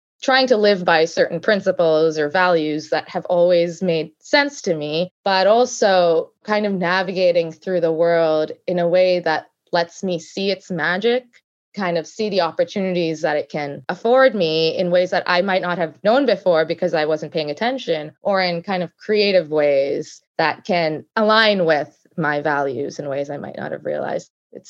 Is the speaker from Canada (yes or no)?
yes; Canada; also born or lived in United States; I grew up in Canada, went to undergrad in Toronto and went to law school and then worked for quite a few years in the States, mainly on the East Coast